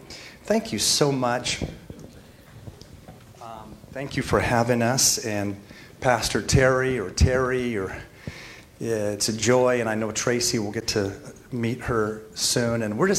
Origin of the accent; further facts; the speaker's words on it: Spain; also born or lived in Mexico; I mean, growing up in Spain and Mexico, and we went, but I love Mexican food.